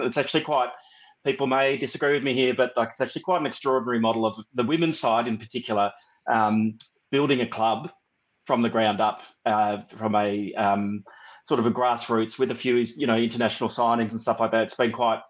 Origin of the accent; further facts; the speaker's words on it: Ballarat, Victoria, Australia; my hometown of Ballarat.